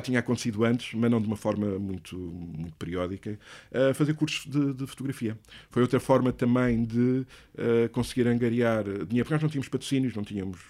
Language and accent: Portuguese; Leiria, Centro, Portugal; moved away as an adult; also born or lived in Lisbon; eu sou de Leiria